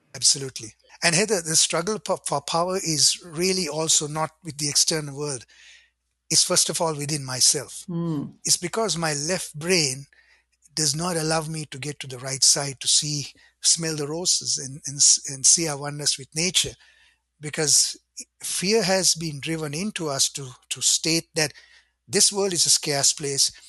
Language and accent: English; Sri Lanka; now in Ottawa, Canada; I grew up in Sri Lanka in a Buddhist home